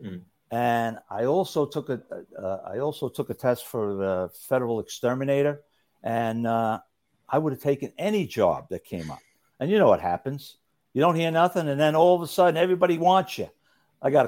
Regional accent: New York City, New York, United States; also born or lived in Brooklyn, New York / Hollis, Queens; I grew up in, I was born in Brooklyn. I lived on Logan Street in East New York when I was first born. I was born in St. Mary's Hospital on Eastern Parkway. Then, I guess 4 or 5, we moved to Hollis, Queens. And then we moved from there to Roxbury in Rockaway

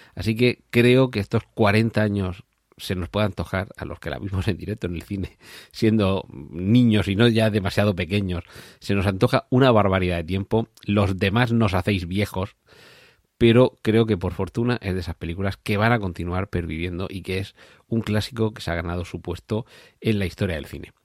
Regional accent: Region of Murcia, Spain; yo que soy de Murcia

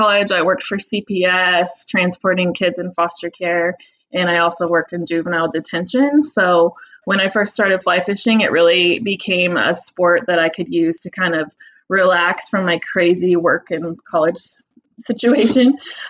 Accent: United States; also born or lived in Northern California / Northern Idaho; I grew up in Northern California in Northern Idaho

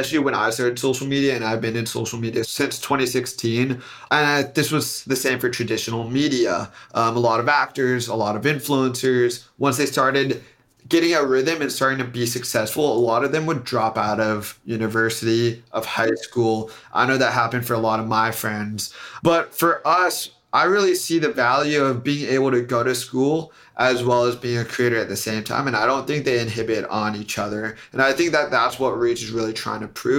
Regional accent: Silicon Valley, California, United States; I'm from Silicon Valley

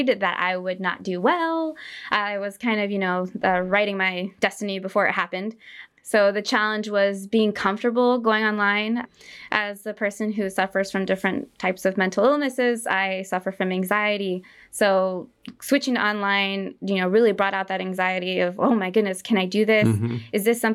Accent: Stockton, California, United States; now in San Jose, United States; I grew up in Stockton, California

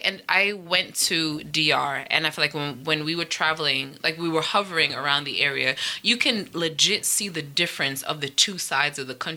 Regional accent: Jamaica; also born or lived in Trinidad and Tobago; I'm Jamaican also.

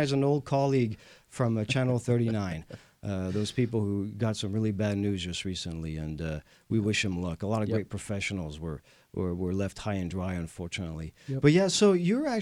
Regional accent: France; moved away as an adult; now in Houston, United States; I am the Texan from France, a proud Houstonian

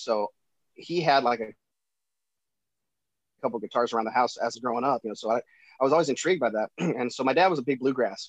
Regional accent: Defiance, Ohio, United States; now in Nashville, United States; I was born and raised in Ohio in a town called Defiance.

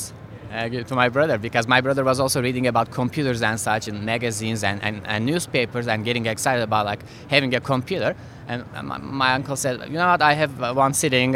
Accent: Istanbul, Turkey; moved away; I'm originally from Turkey. My hometown is Istanbul.

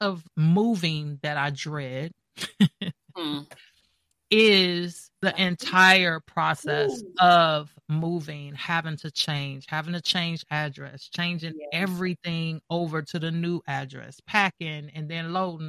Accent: Gary, Indiana, United States; now in Atlanta, United States; I'm from Gary, Indiana. I moved here in the beginning of 98

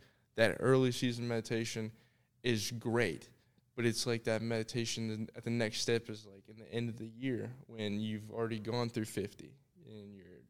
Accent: Thompson Station, Tennessee, United States; also born or lived in Sarasota, Florida; I was born in Sarasota, Florida, but I consider myself a Tennessean.

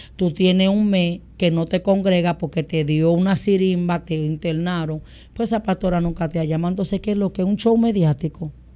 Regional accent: Boca Chica, Distrito Nacional, Dominican Republic; also born or lived in San Pedro de Macorís; yo nací en San Pedro y me crié en Andrés Bocachica.

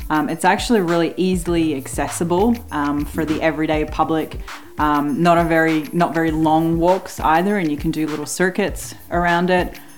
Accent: Slovenia; born there; also born or lived in New Zealand / Australia / Canada; from uh, born in Slovenia, from New Zealand, Australia, and Canada.

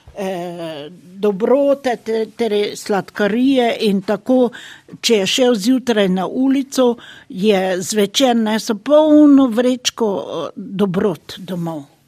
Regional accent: Slovenia; moved away as an adult; now in Germany; Rojena sem v Sloveniji, živim pa tukaj v Nemčiji.

